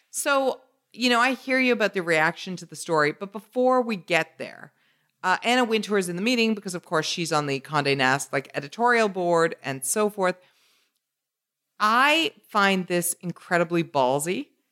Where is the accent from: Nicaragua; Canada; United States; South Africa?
Canada; my Canadian bias